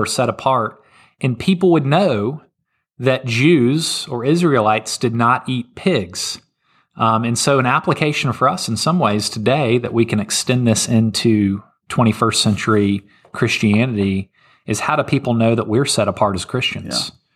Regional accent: Memphis, Tennessee, United States; I'm from Memphis, Tennessee

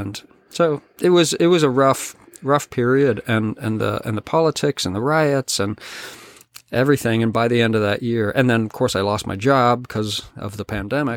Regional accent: Colorado, United States; also born or lived in California / Nashville, Tennessee; now in British Columbia, Canada; I grew up in the West, in Colorado

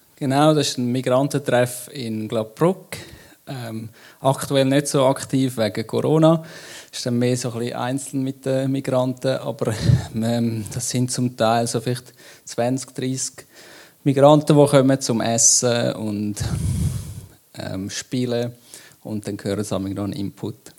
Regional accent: Switzerland; wir sind Schweizer

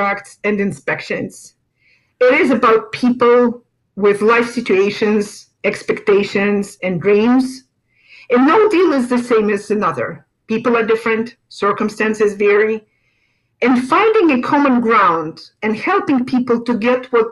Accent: Moscow, Russia; moved away as an adult; also born or lived in Europe; now in Naples, United States; I was born in Moscow, Russia, and worked most of my life in Russia and in Europe.

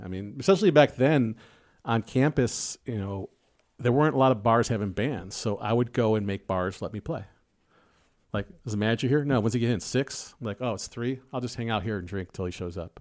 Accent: Chicago, Illinois, United States; I'm from South Side of Chicago.

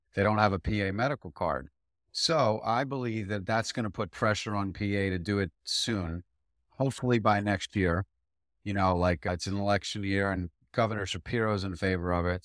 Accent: Philadelphia, Pennsylvania, United States; I grew up in Philadelphia in the suburbs

